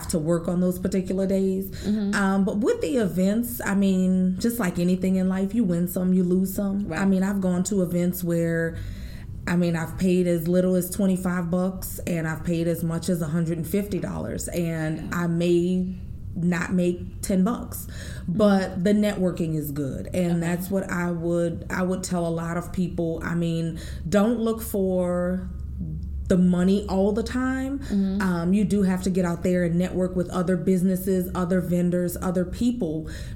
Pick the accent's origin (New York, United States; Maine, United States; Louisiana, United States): Louisiana, United States; New Orleans; I, again, was born and raised in New Orleans, Louisiana